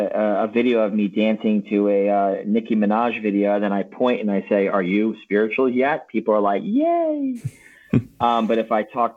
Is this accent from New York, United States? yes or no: yes; Long Island, New York, United States; I'm a Guido from Long Island, man.